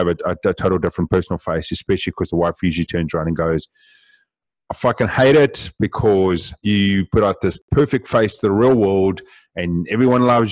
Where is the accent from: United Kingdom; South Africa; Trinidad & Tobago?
South Africa; Being South African, we speak very fast as well